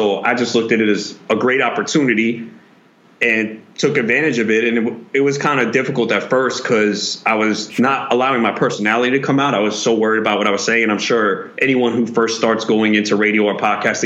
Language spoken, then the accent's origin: English; New York, United States; also born or lived in Florida; I grew up in New York.